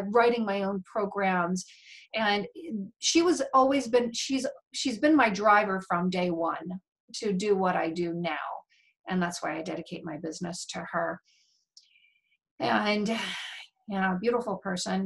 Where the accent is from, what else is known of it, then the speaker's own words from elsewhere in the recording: United States; I was born and raised in America